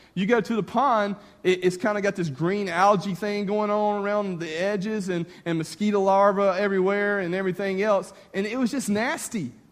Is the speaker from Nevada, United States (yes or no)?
no; north of Clinton, Louisiana, Mississippi, United States; I grew up on the Mississippi Louisiana state line just north of Baton Rouge, north of Clinton, Louisiana. But I lived on the Mississippi side